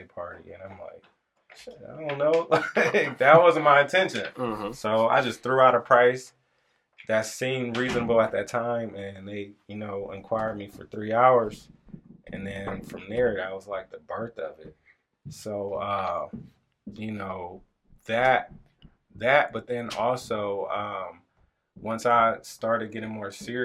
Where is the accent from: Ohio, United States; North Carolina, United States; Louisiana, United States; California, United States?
Ohio, United States; Lorain; now in Elyria, United States; I grew up in Lorain. Now we live in Elyria